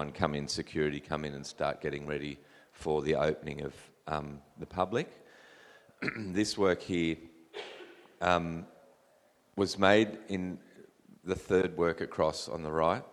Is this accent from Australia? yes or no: yes; New South Wales, Australia; New South Wales, my home state